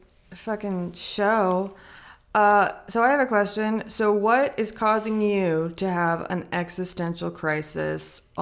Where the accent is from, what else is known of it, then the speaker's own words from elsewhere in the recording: Gulf Coast, Louisiana, United States; But, like, I'm from the Gulf Coast. So there's an ocean there. Or it's, like, in Louisiana, there's the Mississippi River there.